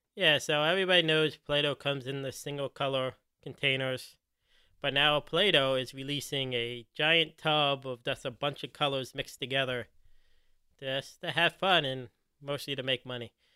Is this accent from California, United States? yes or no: no; Philadelphia, Pennsylvania, United States; now in Cincinnati, United States; I grew up in Philly